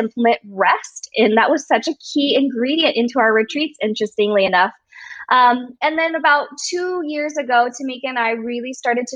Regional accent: United States; I'm Chinese American

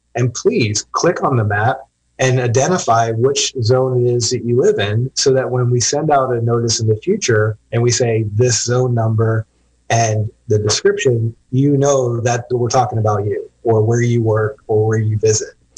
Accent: Arizona, United States; moved away as an adult; now in California, United States; I grew up out in Arizona

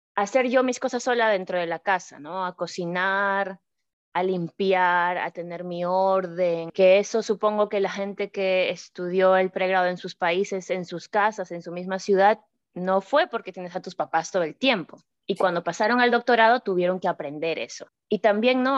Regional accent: Chimbote, Ancash, Peru; moved away as an adult; also born or lived in Cajamarca, Peru / Lima, Peru / Purdue, United States; now in United States; yo nací en Cajamarca y a los dos años nos mudamos a Chimbote, entonces yo crecí en Chimbote

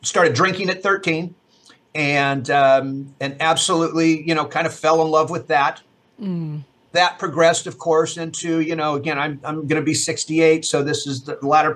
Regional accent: Fresno, California, United States; I was born and raised in Fresno, Fresno, California, I still live here

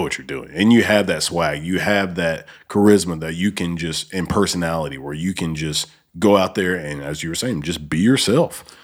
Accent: Alabama, United States; also born or lived in North Dakota; now in Memphis, United States; I'm from Alabama and I was in the military, lived in North Dakota, and then, um, now I'm living here.

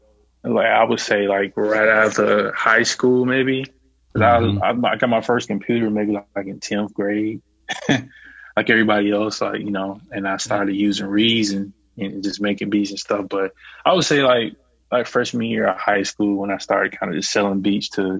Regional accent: Alabama, United States; I'm from the South, I'm from Alabama

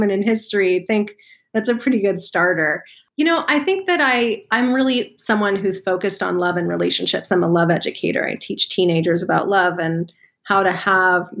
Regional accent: Los Angeles, California, United States; I grew up in Los Angeles and I was sort of deeply entrenched in Hollywood and entertainment

